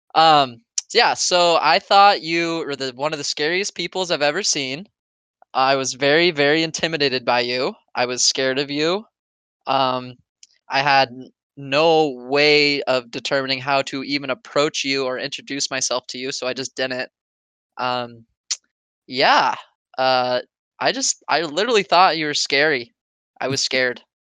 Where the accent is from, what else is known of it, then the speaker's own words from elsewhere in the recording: Oregon, United States; I'm from Oregon